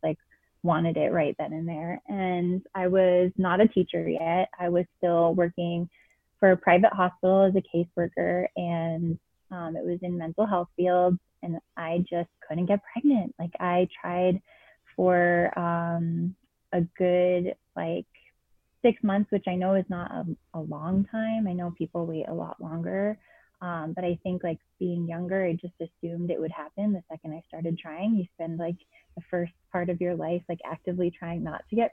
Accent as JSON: {"language": "English", "town": "Boston", "region": "Massachusetts", "country": "United States", "also_born_or_lived": "Keene, New Hampshire", "moved": "as an adult", "lives_now": "Colorado, United States", "said": "I'm from Boston"}